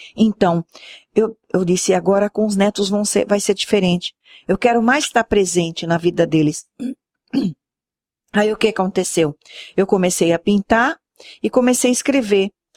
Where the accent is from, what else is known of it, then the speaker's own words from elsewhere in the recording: Santos, São Paulo, Brazil; now in Sergipe, Brazil; Eu sou santista, amo minha terra, tenho as minhas histórias lá, minhas recordações, mas também amo o lugar que eu vivo